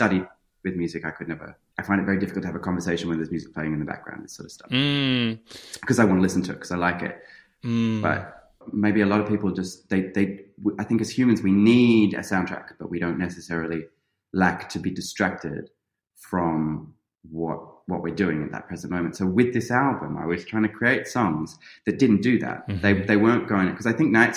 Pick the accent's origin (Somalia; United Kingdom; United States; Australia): Australia; Sydney, New South Wales; I grew up in Sydney